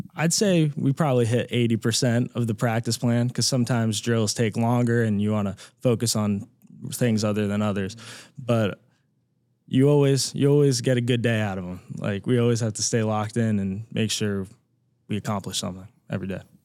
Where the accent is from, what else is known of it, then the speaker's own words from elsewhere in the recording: Boston, Massachusetts, United States; moved away as an adult; now in Cincinnati, United States; I'm a senior sport management major from Boston, Massachusetts